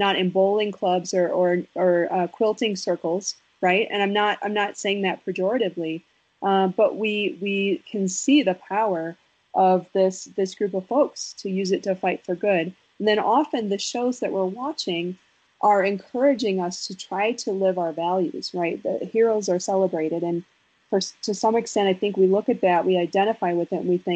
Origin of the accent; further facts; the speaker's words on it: Wisconsin, United States; I'm from Wisconsin, and I'm like the world's saddest Packer